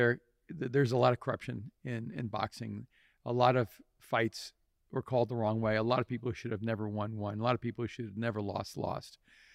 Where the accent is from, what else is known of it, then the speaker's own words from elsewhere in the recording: El Salvador; which I grew up in El Salvador.